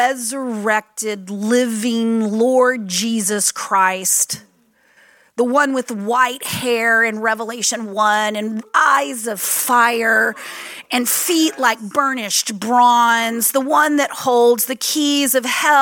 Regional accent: Texas, United States; moved away; I'm from Texas originally

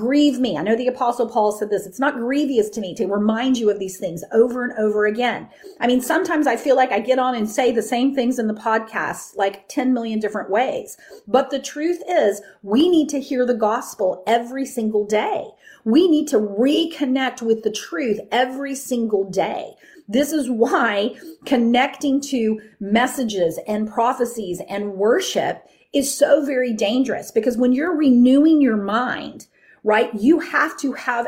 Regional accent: Texas, United States; I grew up in the Bible Belt, right? I grew up in Texas.

